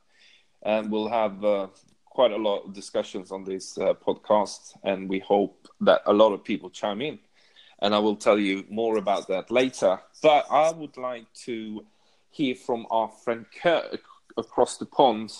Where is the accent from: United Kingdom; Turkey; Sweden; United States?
Sweden; I'm from Sweden